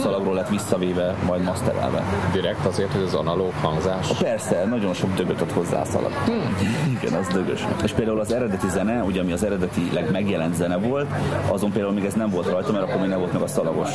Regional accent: Debrecen, Hajdú-Bihar, Hungary; Új kertben nőttem fel egyébként a Füredin.

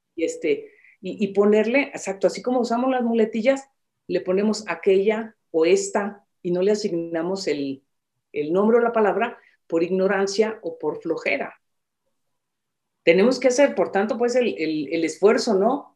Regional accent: Michoacán, Mexico; yo nací en Michoacán

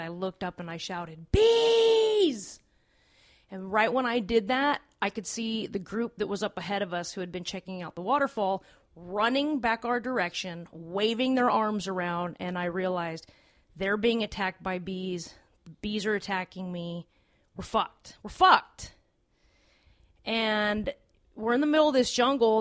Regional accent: Los Angeles, California, United States; I'm from Los Angeles. Uh, it's seventy degrees all the time

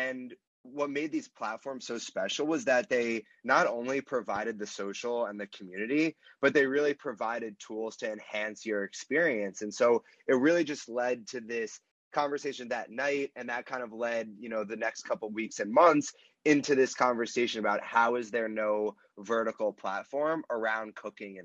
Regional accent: Mountainside, New Jersey, United States; moved away as an adult; now in New York City, United States; I'm from Mountainside. It's a really small town right next to Westfield, Summit, Scotch Plains

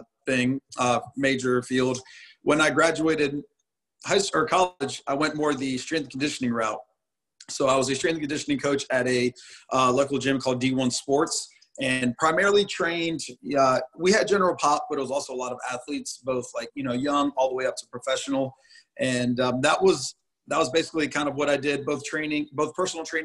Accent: Concord, North Carolina, United States; So we're both from Concord, we're both 704 boys

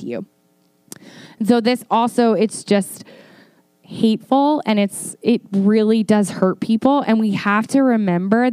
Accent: Northern Virginia, United States; moved away; I'm from Northern Virginia and I have a little thing called Snow Pride

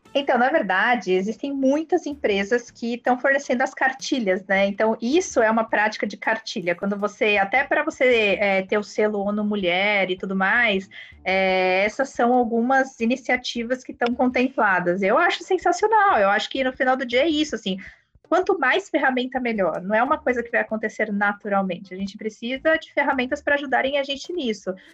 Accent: Brazil; a gente é brasileiro

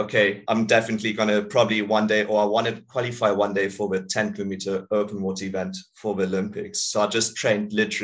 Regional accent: Swakopmund, Erongo, Namibia; I'm from Namibia

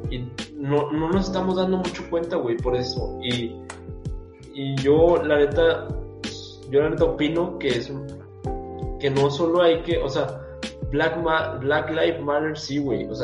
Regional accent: Mexico; Porque somos mexicanos, güey, por nuestra raza.

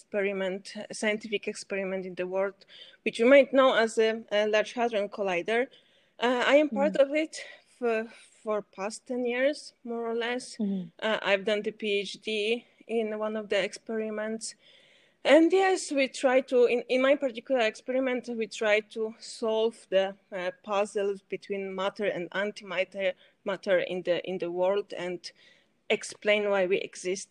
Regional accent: Poland; also born or lived in Switzerland; I'm from Poland, and now I lived here

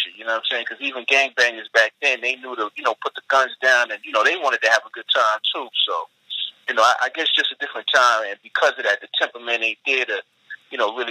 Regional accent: New York City, New York, United States; I'm a New Yorker, native New Yorker, so I grew up in the 80s and the 90s

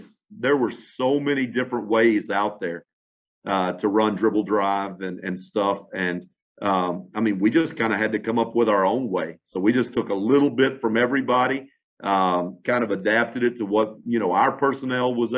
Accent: Fort Worth, Texas, United States; I'm from Fort Worth, Dallas area

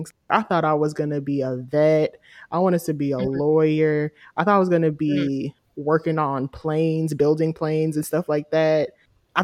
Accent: Charlotte, North Carolina, United States; moved away as an adult; I'm from Charlotte. I love the city of Charlotte. But because I'm from there and I spent my whole life there, from the age of 1 to like me graduating college

